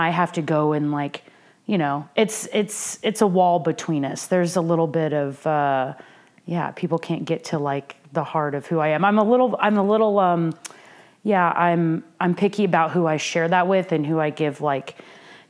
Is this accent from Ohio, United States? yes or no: no; Norman, Oklahoma, United States; I grew up in Norman, Oklahoma